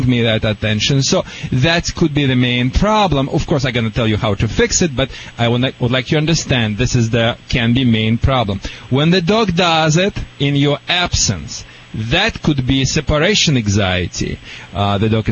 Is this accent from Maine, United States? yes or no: no; Michigan, United States; now in California, United States; I'm from Michigan